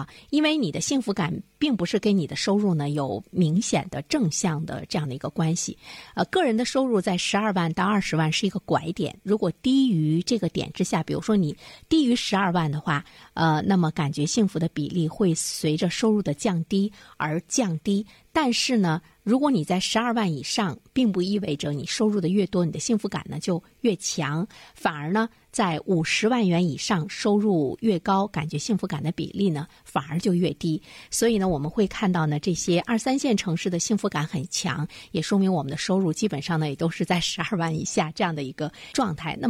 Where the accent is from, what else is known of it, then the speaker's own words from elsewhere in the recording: Dalian, Liaoning, China; 作为大连人来讲，我真的是觉得越来越觉得生活在大连很幸福